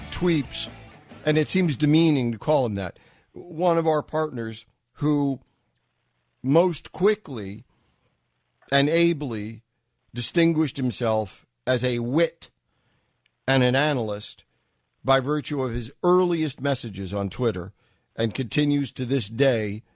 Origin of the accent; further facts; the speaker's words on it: New York, United States; moved away; I was from New York